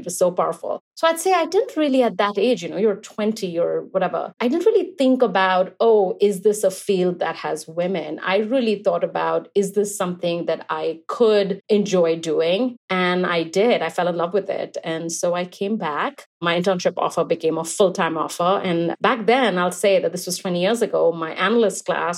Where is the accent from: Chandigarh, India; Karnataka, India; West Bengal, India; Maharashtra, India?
West Bengal, India; Kolkata; moved away; I grew up in Calcutta, India, and I moved here when I was young